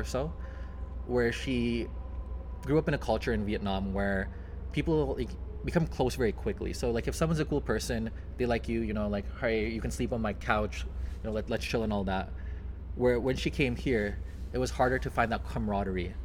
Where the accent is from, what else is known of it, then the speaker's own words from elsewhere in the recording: Canada; I'm from Canada